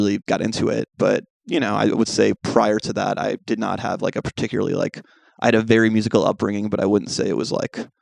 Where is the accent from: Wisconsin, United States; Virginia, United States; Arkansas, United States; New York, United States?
New York, United States; New York City; Me, …, and … are all born and raised in Manhattan.